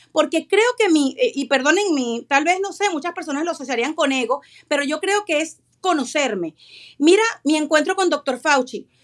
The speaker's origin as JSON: {"language": "Spanish", "country": "Venezuela", "moved": "yes", "said": "Soy venezolana, vengo de un país dividido completamente por la política"}